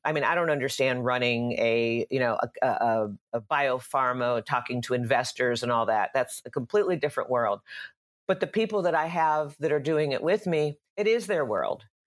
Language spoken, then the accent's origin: English; Dallas, Texas, United States; moved away as an adult; now in California, United States; I grew up in Dallas, Texas, uh, and came to California in the early nineties